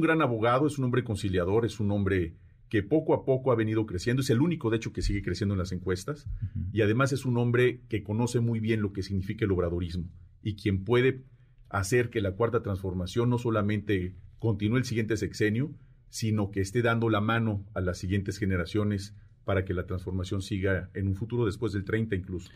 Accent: Mexico City, Mexico; Yo soy nacido aquí en la Ciudad de México

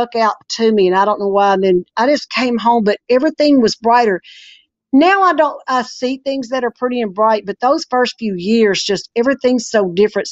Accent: Arkansas, United States; I was born and raised here in Arkansas

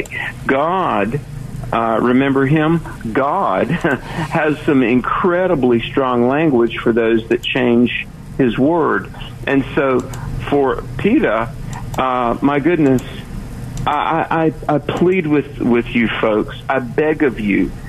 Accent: North Carolina, United States; I'm from the East Coast, I'm from North Carolina

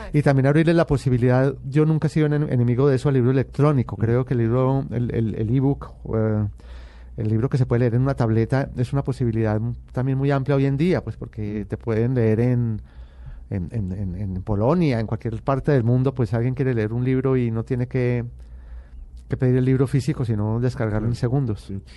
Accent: Medellín, Antioquia, Colombia; born or raised there

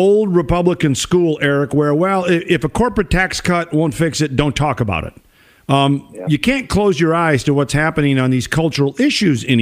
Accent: Minnesota, United States; moved away; my home state of Minnesota

